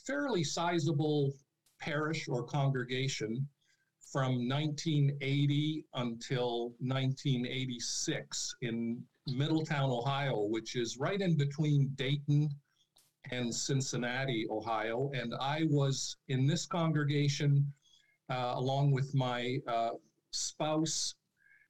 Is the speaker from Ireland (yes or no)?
no; Edmonton, Alberta, Canada; moved away as an adult; also born or lived in Florida / Anderson, Indiana / Cooksville, Ontario; I was born in Edmonton, so I did my post-secondary education going for 4 years to the University of Alberta